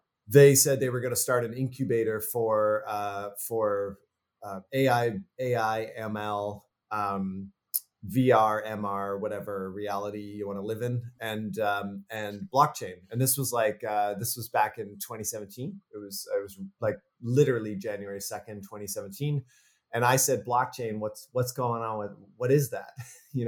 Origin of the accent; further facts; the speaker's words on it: Canada; I'm from Canada.